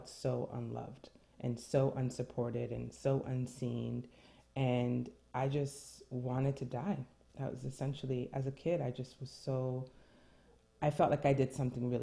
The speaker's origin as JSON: {"language": "English", "town": "New York City", "region": "New York", "country": "United States", "tie": "born or raised there", "first_language": "French", "second_language": "English", "said": "I was born and raised in New York City, first generation American"}